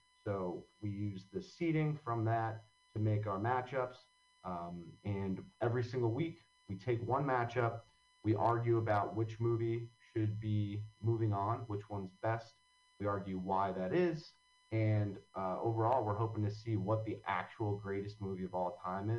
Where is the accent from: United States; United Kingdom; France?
United States; Long Valley, New Jersey; now in Hoboken, United States; I grew up in Long Valley, New Jersey, which if anyone doesn't know where that is, it's in Morris County, right up against the Pennsylvania border. And I grew up right across from a horse farm. Mm-hmm. So it's pretty rural. I had like a quarter mile long driveway.